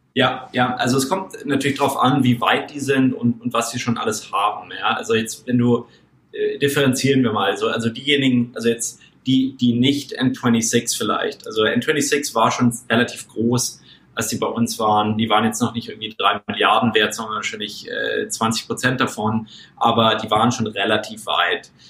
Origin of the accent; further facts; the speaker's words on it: Munich, Bavaria, Germany; moved away; ich bin ursprünglich aus München, aus München und bin selber Mittelstandskind